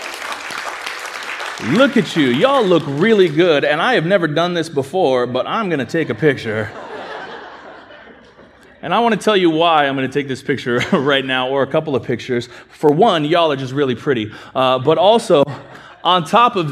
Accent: California, United States; moved away; I'm from California

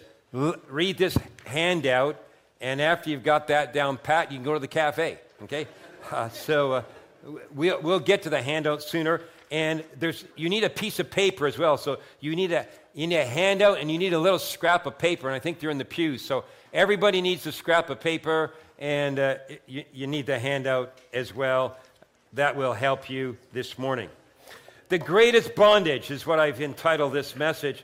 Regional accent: Vineland, Ontario, Canada; I grew up in Vineland

